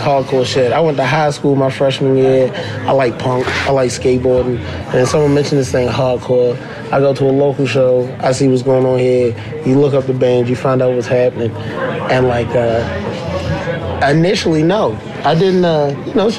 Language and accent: English; Baltimore, Maryland, United States; I'm from Baltimore.